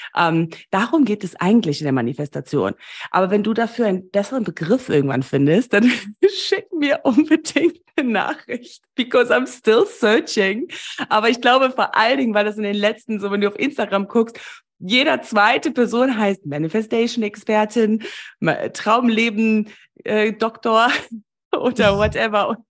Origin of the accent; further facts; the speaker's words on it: Namibia; moved away; Ich bin ja in Namibia groß geworden